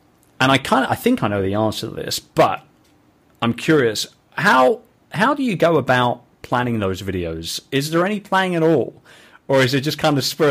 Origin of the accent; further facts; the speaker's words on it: England, United Kingdom; I'm English